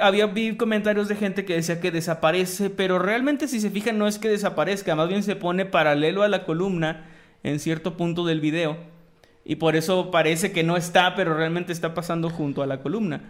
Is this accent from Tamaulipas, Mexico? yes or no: yes; Tamaulipas, Mexico; mi tierra, Tamaulipeca